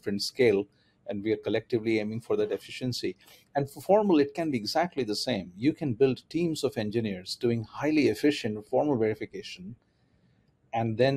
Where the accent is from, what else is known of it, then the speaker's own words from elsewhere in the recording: India; moved away as an adult; also born or lived in Germany; I grew up in India